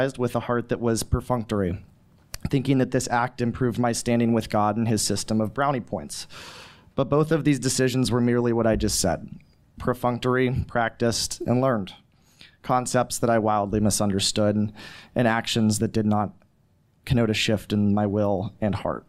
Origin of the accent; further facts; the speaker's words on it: Pennsylvania, United States; I'm from Pennsylvania